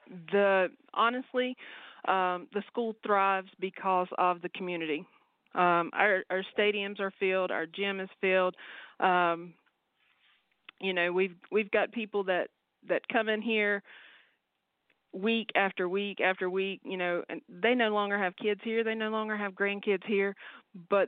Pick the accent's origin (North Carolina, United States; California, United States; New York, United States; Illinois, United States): North Carolina, United States; Mount Airy; moved away as an adult; also born or lived in Iceland / Virginia / Tennessee / Georgia; now in Moncks Corner, United States; I actually born and raised in Mount Airy, North Carolina